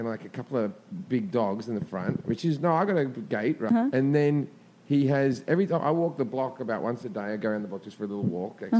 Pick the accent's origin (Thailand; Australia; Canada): Australia; now in Los Angeles, United States; as an Australian